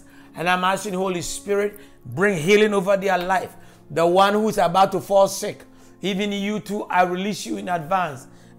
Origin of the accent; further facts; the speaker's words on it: Jamaica; And I come from the Gordon family in Jamaica.